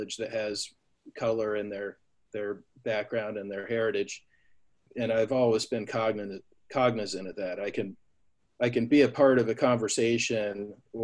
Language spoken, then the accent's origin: English; Granville, Ohio, United States; also born or lived in Newark, Ohio; I loved growing up in Granville